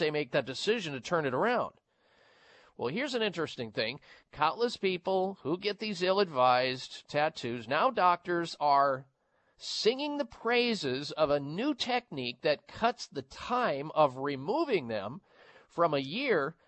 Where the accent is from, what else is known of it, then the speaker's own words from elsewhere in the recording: Midwest, United States; growing up in the Midwest